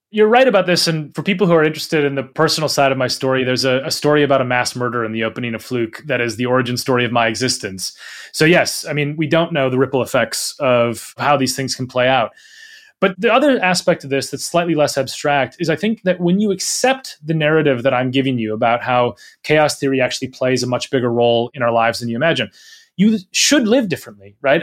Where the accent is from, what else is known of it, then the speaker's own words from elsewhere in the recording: Minnesota, United States; moved away as an adult; now in United Kingdom; I grew up in Minnesota. I spent my whole childhood and, and early adult life there